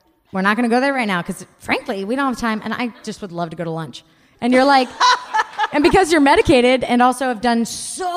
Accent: Bay Area, California, United States; also born or lived in Japan; I grew up in the Bay Area. I've lived in the same 20 miles my entire life, aside from our stint in Japan

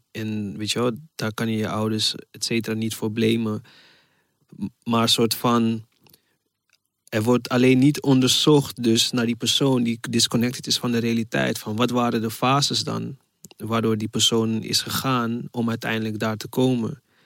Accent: Ghana; now in Netherlands; ik kom uit Ghana.

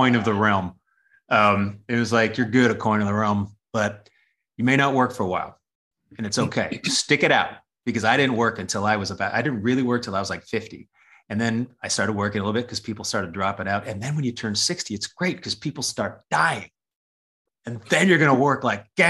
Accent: Oregon, United States; growing up in Oregon

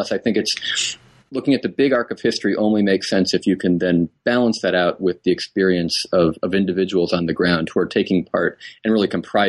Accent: New England, United States; born or raised there

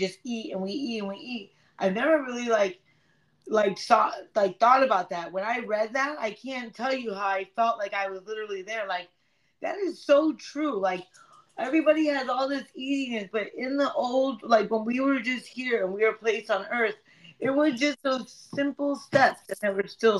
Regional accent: Broward, Florida, United States; I grew up in Broward

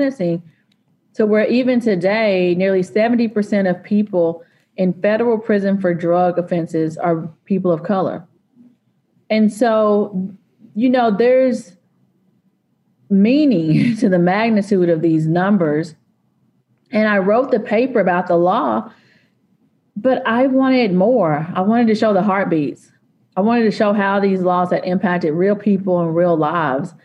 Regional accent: East Texas, United States; I'm from East Texas

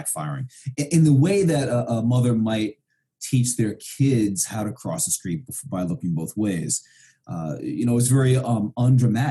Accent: New York City, New York, United States; moved away as an adult; also born or lived in Vermont; I grew up in Brooklyn, New York in the 70s and 80s

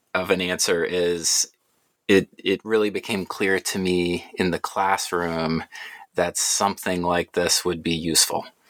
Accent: Atlanta, Georgia, United States; I grew up in Atlanta, went through the public school system there

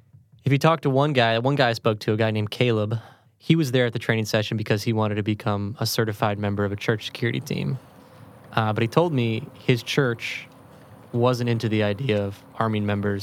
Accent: Raymond, Mississippi, United States; I'm from Raymond, Mississippi, which is just outside of Jackson.

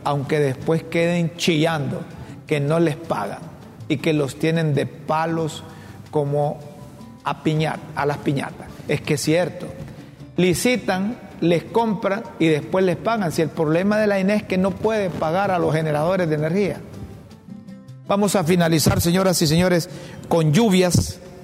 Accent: Honduras; como hondureño, como hondureño

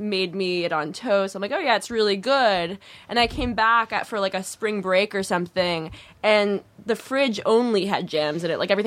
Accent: Orange County, California, United States; I'm from Orange County. Very Orange County

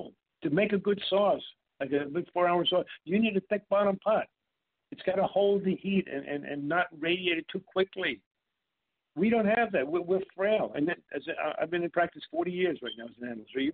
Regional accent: New York, United States; I grew up in New York and Brooklyn

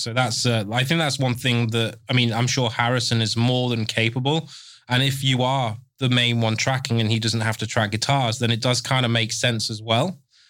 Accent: England, United Kingdom; I'm English, can't speak it.

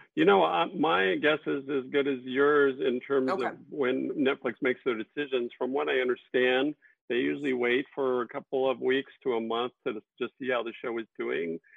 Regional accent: Texas, United States; I grew up in Texas, and it reminds me so much of my of my upbringing

